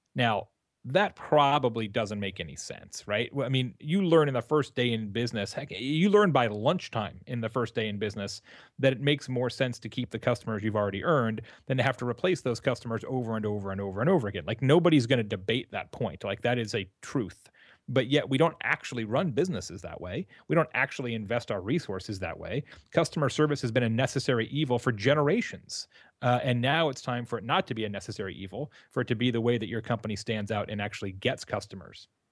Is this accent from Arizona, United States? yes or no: yes; Arizona, United States; also born or lived in Tucson; now in Midwest, United States; I'm from Arizona originally